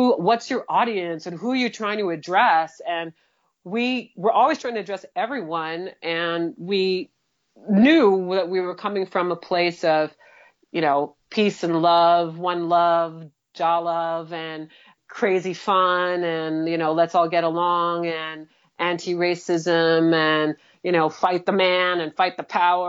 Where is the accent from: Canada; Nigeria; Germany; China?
Canada; Montreal, Quebec; moved away; also born or lived in Vancouver; we're from Montreal, it's a bilingual place